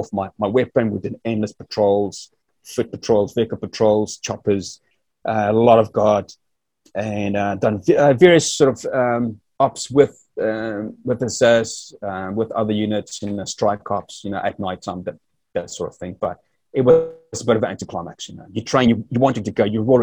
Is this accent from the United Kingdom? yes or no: no; South Africa; moved away as an adult; growing up in South Africa